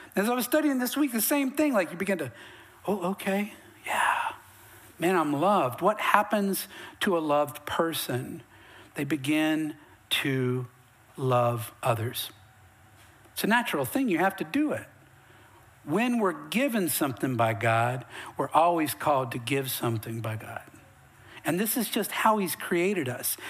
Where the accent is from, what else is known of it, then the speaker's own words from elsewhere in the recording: Western North Carolina, United States; now in Texas, United States; I'm from Western North Carolina, way up in the mountains, way up in hillbilly